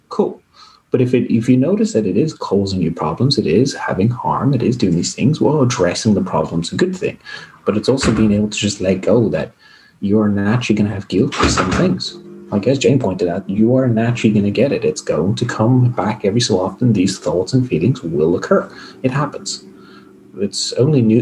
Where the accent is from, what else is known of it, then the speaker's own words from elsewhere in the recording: South Africa; moved away; I grew up in South Africa where sport is, you know, everything for a lot of people